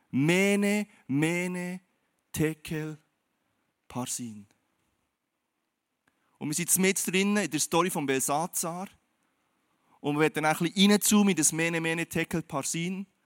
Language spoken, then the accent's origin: German; Switzerland; Und du und ich, wir leben in der Schweiz, wir sind Schweizer